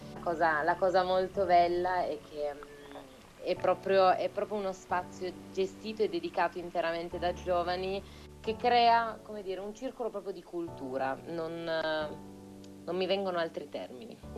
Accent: Turin, Piedmont, Italy; nella mia città natale, che è Torino

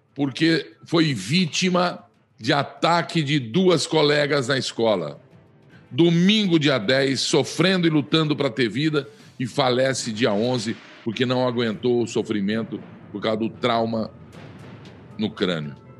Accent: Flórida Paulista, São Paulo, Brazil; de Flórida Paulista, onde eu me criei

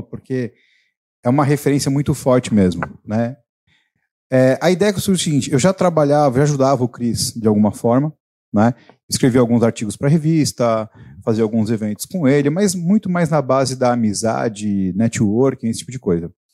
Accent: São Paulo, Brazil; Eu sou da região aqui também, eu vivi a minha vida inteira no Carrão.

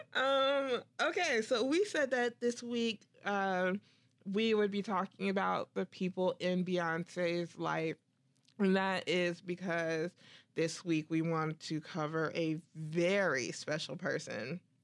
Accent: United States; I'm so American

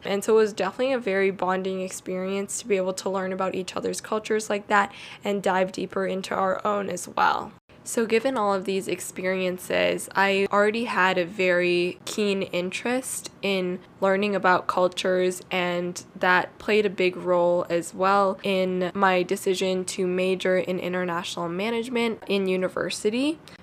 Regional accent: Canada; also born or lived in Shanghai; we all moved to Canada together as a family family when I was less than a year old.

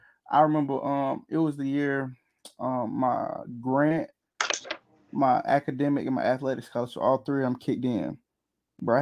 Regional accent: Georgia, United States; I am from Georgia.

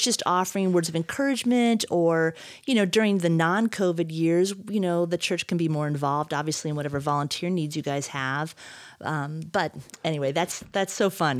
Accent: Midwest, United States; now in Idaho, United States; I grew up in the Midwest, And so mountains were just not a thing

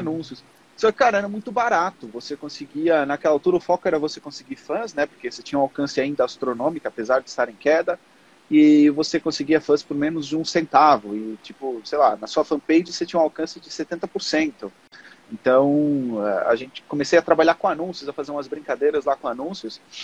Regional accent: Portugal; moved away as an adult; now in Brazil; eu, como sempre vivi em Portugal a minha vida toda, eu nasci no Brasil, mas com três anos eu fui para Portugal.

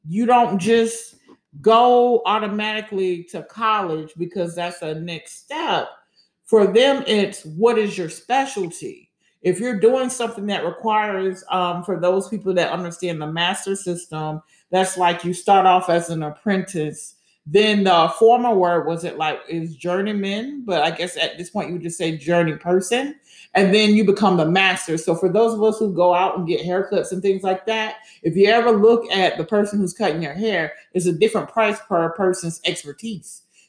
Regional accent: Germany; And when we grew up in Germany, Vicky would have been really, really small.

